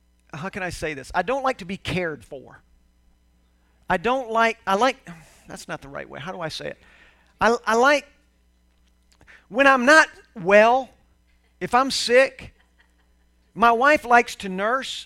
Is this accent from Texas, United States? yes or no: yes; Houston, Texas, United States; growing up in Houston, Texas